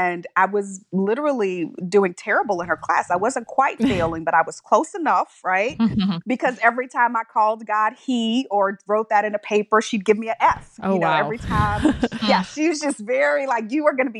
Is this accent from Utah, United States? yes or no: no; Texas City, Texas, United States; moved away; also born or lived in New York; I was born and raised in Texas and spent my early childhood in a very small town called Texas City, Texas